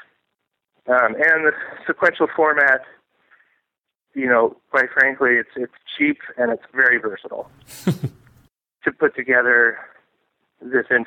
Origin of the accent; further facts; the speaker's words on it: Portland, Oregon, United States; I was born and raised in Portland